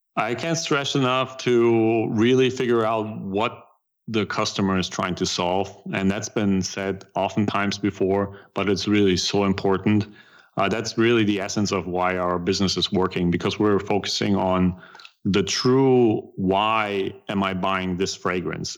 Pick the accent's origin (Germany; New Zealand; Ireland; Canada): Germany; accent: German; English is a second language; moved away as an adult; now in United States; I still try to keep a little bit of my German accent.